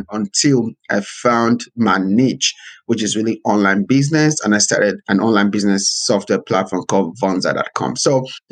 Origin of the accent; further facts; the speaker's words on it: Nigeria; now in United States; I was born in Nigeria, so I was born to kind of a middle class family